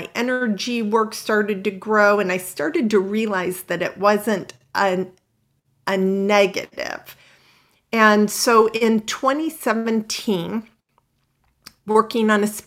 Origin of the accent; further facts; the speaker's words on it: Midwest, United States; moved away as an adult; also born or lived in Houston / Los Angeles; I grew up in the Midwest, pretty conservative